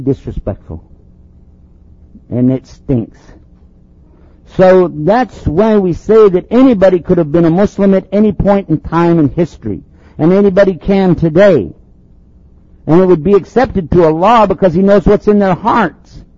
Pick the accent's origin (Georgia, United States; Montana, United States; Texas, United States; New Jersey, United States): Texas, United States; I'm from Texas